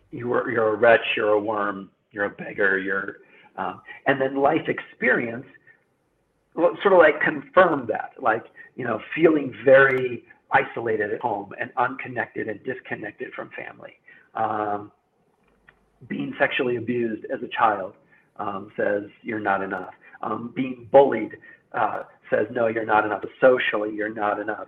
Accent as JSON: {"language": "English", "country": "United States", "said": "I'm an American"}